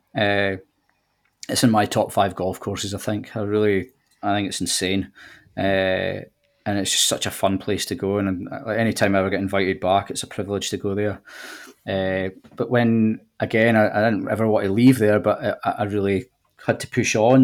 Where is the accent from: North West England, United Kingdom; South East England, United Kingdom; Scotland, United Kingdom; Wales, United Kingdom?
Scotland, United Kingdom; Dumfries; accent: Scottish; moved away as an adult; also born or lived in Kent; now in Wirral, United Kingdom; I'm from Dumfries, uh, which is in the southwest of Scotland, just over the border, and I lived there until I was twenty-four